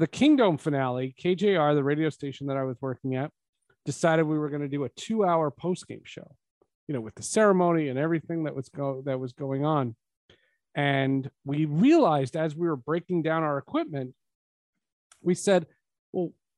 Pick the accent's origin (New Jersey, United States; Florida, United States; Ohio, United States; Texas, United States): New Jersey, United States; moved away; also born or lived in Seattle; I was from New Jersey